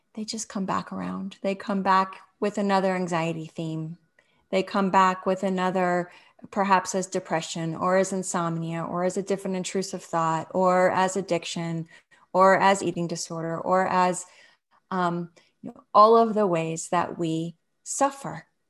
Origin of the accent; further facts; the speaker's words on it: Los Angeles, California, United States; moved away; where I grew up in Los Angeles